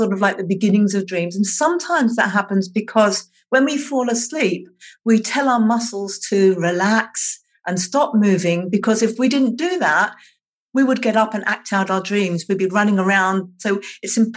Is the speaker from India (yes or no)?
no; England, United Kingdom; now in Tasmania, Australia; I was born in England, I now live in Australia, and I live on the island of Tasmania